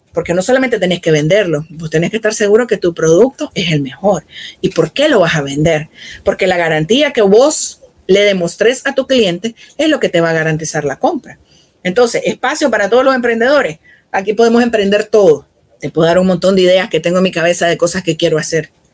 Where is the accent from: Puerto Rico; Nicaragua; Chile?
Nicaragua; En el caso de mi país